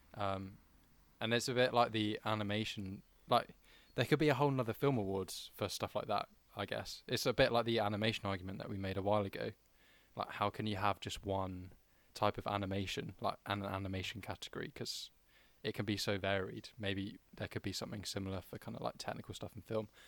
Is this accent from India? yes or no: no; United Kingdom; we as British people